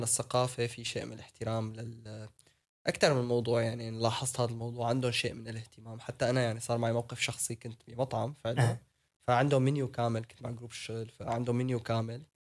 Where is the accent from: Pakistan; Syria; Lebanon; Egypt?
Syria; now in Netherlands; انا سوري